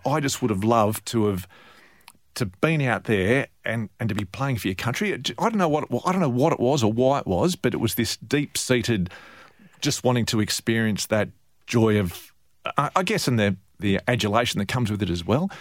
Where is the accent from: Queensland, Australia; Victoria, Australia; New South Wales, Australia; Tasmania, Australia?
New South Wales, Australia; Sydney; I grew up in Sydney